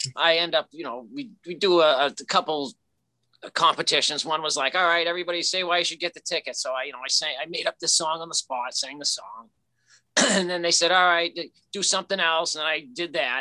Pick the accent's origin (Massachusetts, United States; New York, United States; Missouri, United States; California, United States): Massachusetts, United States; Lynn; I am from Lynn, Massachusetts